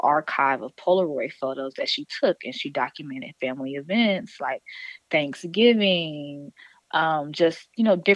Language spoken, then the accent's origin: English; East Point, Georgia, United States; moved away as an adult; also born or lived in Atlanta, Georgia; now in New Orleans, United States; I'm from East Point. And that is the Atlanta area. But I moved to New Orleans